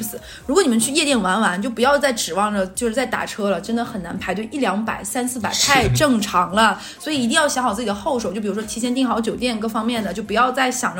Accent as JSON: {"language": "Chinese", "region": "Northeast China", "country": "China", "said": "然后他就他可能就是在刻板印象里觉得我们东北就很可怕。"}